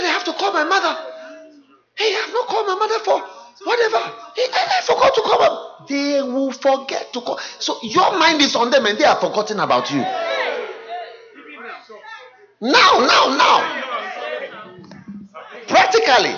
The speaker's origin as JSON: {"language": "English", "country": "Ghana", "said": "I am from Ghana"}